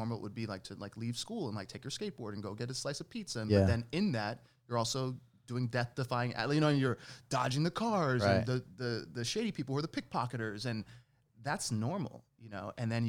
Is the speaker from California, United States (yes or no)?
no; Manhattan, New York, United States; also born or lived in Jersey City, United States; I was born in Manhattan, so I was, okay. I was raised like